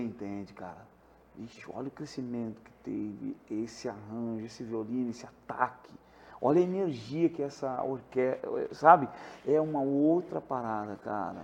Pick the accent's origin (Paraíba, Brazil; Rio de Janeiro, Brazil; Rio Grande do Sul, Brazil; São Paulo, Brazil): Rio Grande do Sul, Brazil; Porto Alegre; now in Santa Catarina, Brazil; eu sou de Porto Alegre